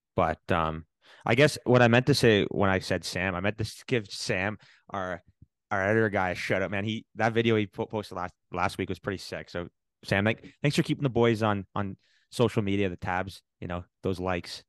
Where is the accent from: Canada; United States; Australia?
Canada; as a Canadian